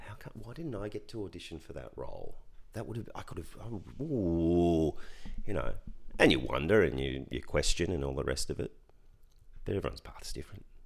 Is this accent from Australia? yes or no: yes; Ballarat, Victoria, Australia; I grew up in Ballarat.